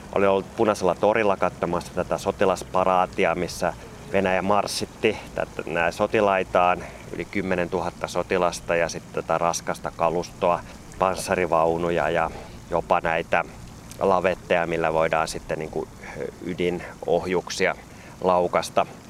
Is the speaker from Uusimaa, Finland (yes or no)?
no; Kouvola, Kymenlaakso, Finland; moved away as an adult; also born or lived in Elimäki, Finland / Moscow, Russia; Tämä on mun niin kun lapsuuden koti. Mä oon syntynyt tuossa Korjalla, Elimäellä, joka on nyt jo osa Kouvolaa ja sitten muuttanut viidennelle luokalle ihan tänne Kouvolaan